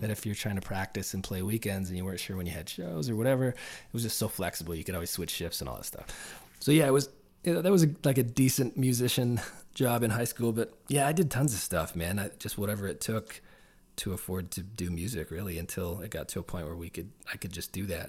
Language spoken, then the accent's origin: English; Peterborough, Ontario, Canada; also born or lived in Nashville; this is where I started the band and did a bunch of indie records before